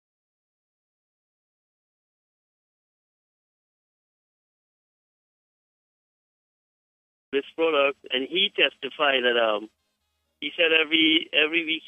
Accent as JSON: {"language": "English", "country": "Guyana", "said": "I am from Guyana"}